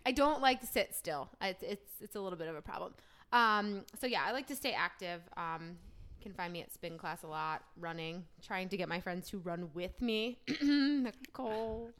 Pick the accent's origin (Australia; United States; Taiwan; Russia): United States; New Jersey; moved away as an adult; now in Charlotte, United States; I'm from New Jersey, born and raised. Um, moved down to Charlotte about three or so years ago for a job